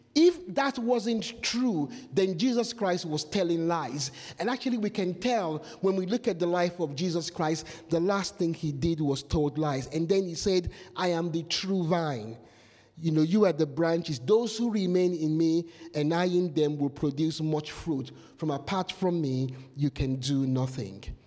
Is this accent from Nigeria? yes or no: yes; Nigeria; moved away; Nigeria, where I come from